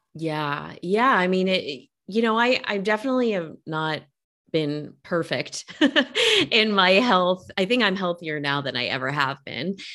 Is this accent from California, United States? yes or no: yes; Northern California, United States; now in Los Angeles, United States; I'm from Northern California